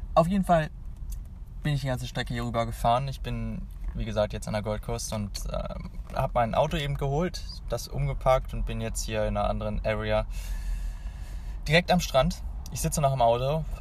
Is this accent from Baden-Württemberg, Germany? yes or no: no; Hanover, Lower Saxony, Germany; ich komme ja aus Hannover